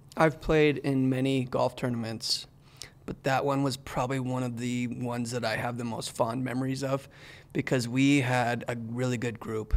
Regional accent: Canada; moved away; growing up in Canada

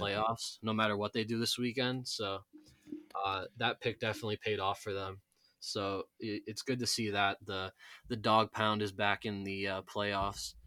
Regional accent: New York, United States; rooting for my hometown teams

